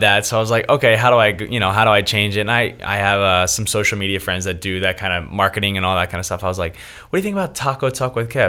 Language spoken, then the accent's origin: English; Philadelphia, Pennsylvania, United States; moved away as an adult; now in Los Angeles, United States; born and raised in Philadelphia, but been in Los Angeles now for eight years